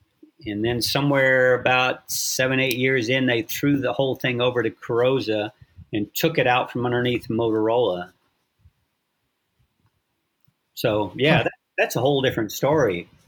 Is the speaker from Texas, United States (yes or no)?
no; San Diego, California, United States; born there; also born or lived in Alaska / Virginia / Philadelphia / France; I lived in, I was born in San Diego, but we lived in Alaska, And then we moved to Virginia, and then Philadelphia, and then France, and then Virginia